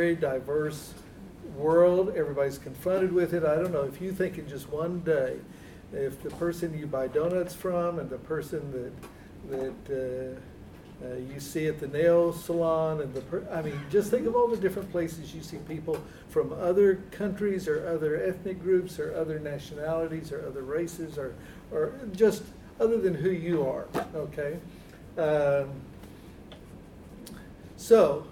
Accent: Texas, United States; moved away as an adult; also born or lived in Germany; when I was a boy growing up in Texas

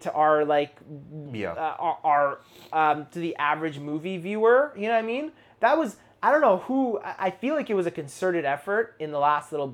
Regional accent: Canada; We're Canadian

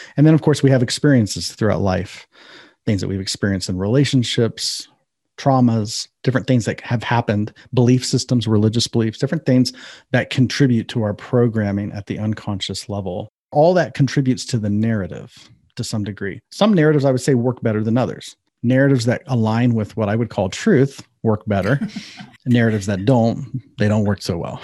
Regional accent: Ohio, United States; I'm from Ohio.

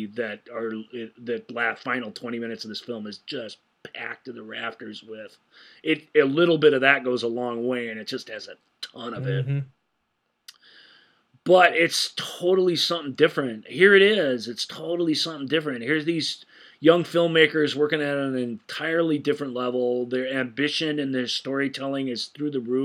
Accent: United States; as an American

